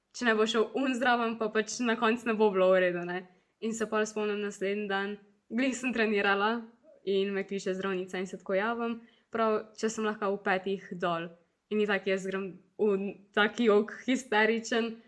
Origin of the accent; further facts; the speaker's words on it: Zagorje ob Savi, Slovenia; sem mogla priti iz Zagorja